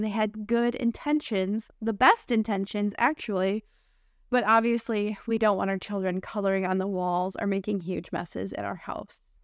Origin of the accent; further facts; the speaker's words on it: United States; accent: American English; I'm your American English teacher and friend